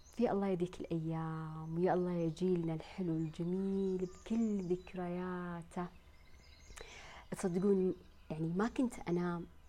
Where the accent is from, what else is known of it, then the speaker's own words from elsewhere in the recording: Saudi Arabia; عندنا في المملكة العربية السعودية